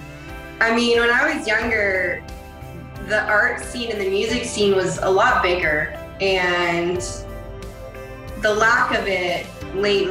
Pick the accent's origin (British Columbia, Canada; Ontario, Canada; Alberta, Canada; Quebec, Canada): Ontario, Canada; Toronto; I grew up in Scarborough, right at the borderline of Pickering